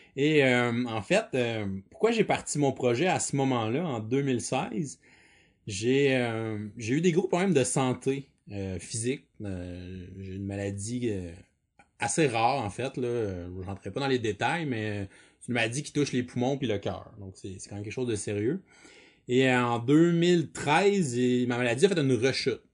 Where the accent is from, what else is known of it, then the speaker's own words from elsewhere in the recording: Quebec, Canada; je suis quelqu'un du Québec